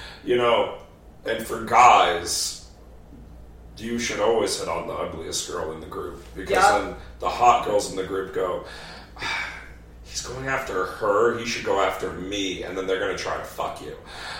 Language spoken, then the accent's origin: English; Texas, United States; accent: Texas accent; Especially when I'm from Texas.